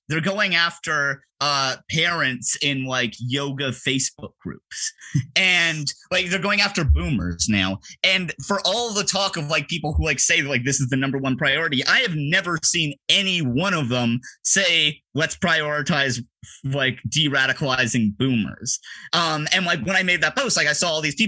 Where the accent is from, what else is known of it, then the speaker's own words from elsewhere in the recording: Toronto, Ontario, Canada; I was born and raised in Toronto. I still live here.